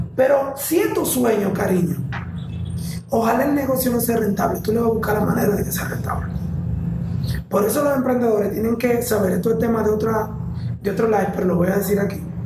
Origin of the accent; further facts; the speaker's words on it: Santiago de los Caballeros, Santiago, Dominican Republic; yo soy de Santiago de los Caballeros